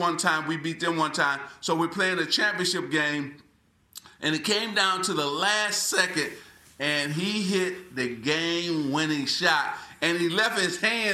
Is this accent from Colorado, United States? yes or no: no; Lansing, Michigan, United States; moved away as an adult; also born or lived in Los Angeles; growing up in Lansing, Michigan